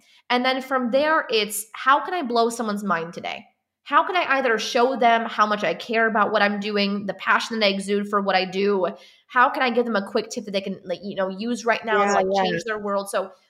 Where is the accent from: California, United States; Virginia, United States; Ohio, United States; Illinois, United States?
Illinois, United States; Chicago; We're in like the cornfields and cows section of the Illinois. So we're not in city.